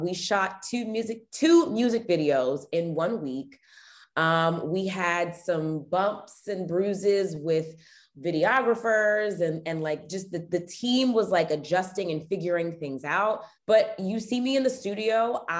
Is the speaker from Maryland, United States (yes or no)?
yes; Potomac, Maryland, United States; now in Washington, D.C. area, United States; I live in the Washington, D.C. area. Mm-hmm. I grew up around Potomac. We had, my family was actually stationed at an Air Force base that's in Maryland.